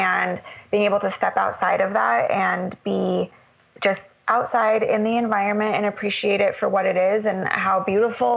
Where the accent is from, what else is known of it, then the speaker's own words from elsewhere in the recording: Albuquerque, New Mexico, United States; I grew up in Albuquerque, New Mexico